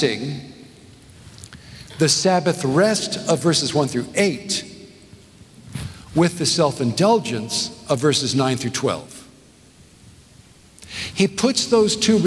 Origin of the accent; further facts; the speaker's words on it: Southern California, United States; also born or lived in northeast of Scotland; now in Nashville, United States; I grew up in Southern California.